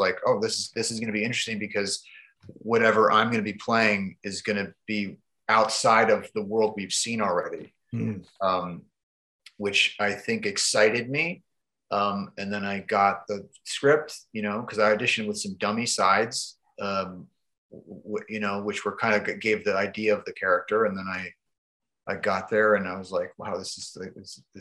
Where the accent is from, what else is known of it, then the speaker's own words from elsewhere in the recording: Canada; I'm from Canada.